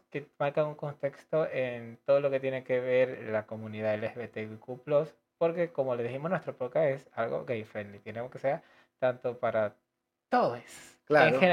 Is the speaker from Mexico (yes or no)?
no; Venezuela; now in Argentina; Víctor es em, con quien yo me vine de Venezuela y recorrimos todos estos procesos.